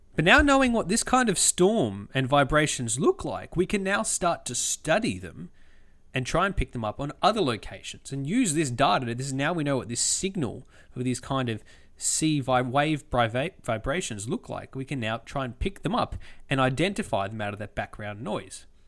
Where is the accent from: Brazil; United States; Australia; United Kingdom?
Australia; As an Australian